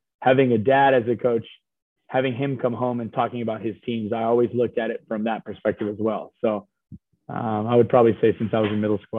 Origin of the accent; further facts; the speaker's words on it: Hawaii, United States; now in Nebraska, United States; So I think the fact that my dad coached volleyball at the University of Hawaii, I basically grew up